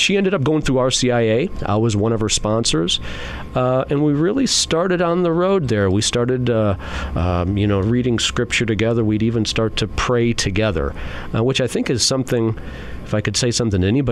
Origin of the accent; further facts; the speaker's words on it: Mantua, Ohio, United States; also born or lived in Bedford, Ohio; there's not too many Byzantine parishes in Mantua, Ohio, which is where I'm from now